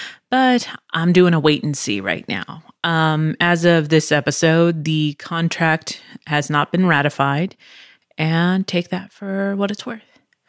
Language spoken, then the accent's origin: English; Pennsylvania, United States; born there; also born or lived in Virginia / Chula Vista, California; now in Texas, United States; I am not originally from here. I was born in Pennsylvania. And then from Pennsylvania, moved to Virginia, then moved to Chula Vista, California, which is outside San Diego, and then moved to Texas